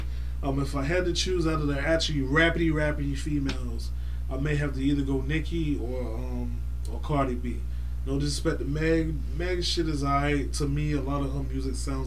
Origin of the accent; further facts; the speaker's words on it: Florida, United States; I'm from Florida